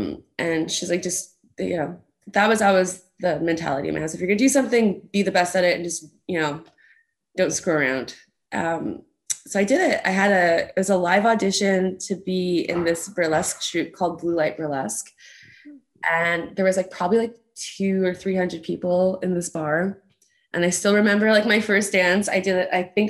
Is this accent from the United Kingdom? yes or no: no; Canada; also born or lived in Kansas / Germany; So I was born in Kansas. I lived in Germany for 2 or 3 years, and then we moved to Canada.